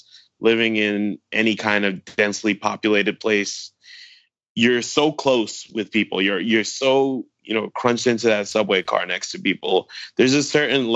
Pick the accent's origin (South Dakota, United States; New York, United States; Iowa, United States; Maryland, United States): New York, United States; New York City; also born or lived in Philadelphia; I grew up in Brooklyn, and I went to school in Philadelphia